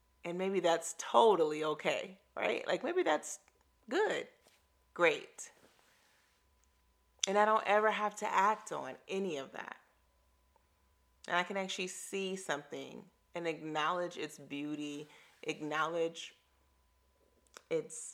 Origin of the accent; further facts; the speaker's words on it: Chicago, Illinois, United States; moved away as an adult; also born or lived in Hawaii; now in Atlanta, United States; I grew up in Chicago and ran the lakefront where there are no cars.